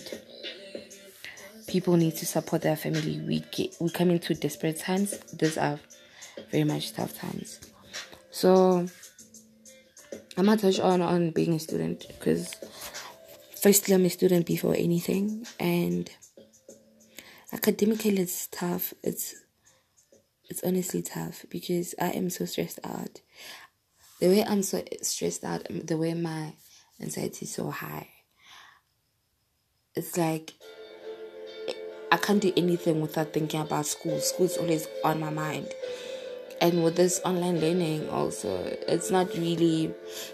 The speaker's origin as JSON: {"language": "English", "country": "South Africa", "said": "from South Africa"}